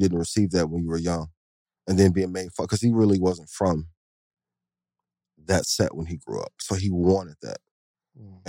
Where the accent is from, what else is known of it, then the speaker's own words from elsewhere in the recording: Midwest, United States; I'm from the Midwest